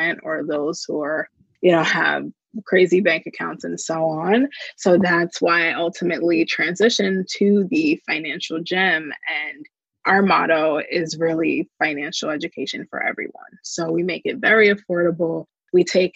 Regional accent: New Jersey, United States; I am from Jersey.

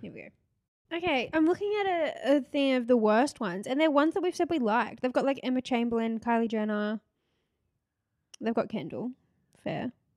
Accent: Gold Coast, Queensland, Australia; moved away; we're both from the Gold Coast

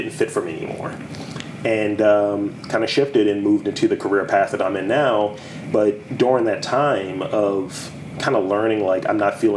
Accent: Baltimore, Maryland, United States; born or raised there

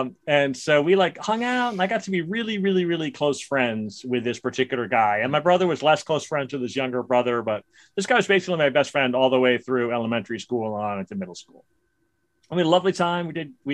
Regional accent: New York City, New York, United States; I grew up in Brooklyn, New York.

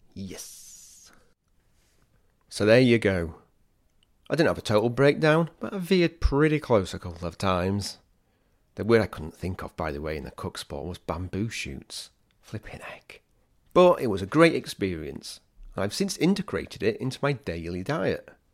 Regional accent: England, United Kingdom; me being English

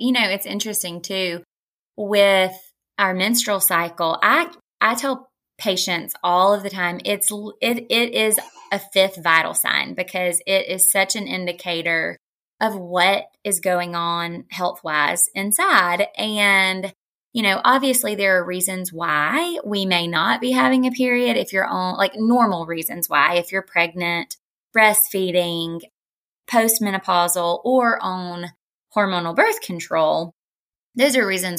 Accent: the South, United States; I grew up obviously in the South. And so, you know, we have a lot of comfort dishes that have a ton of butter and condensed, you know

